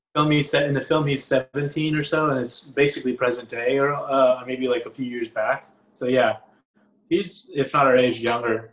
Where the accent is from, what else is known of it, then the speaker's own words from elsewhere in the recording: Matamoros, Tamaulipas, Mexico; now in Austin, United States; I'm from Matamoros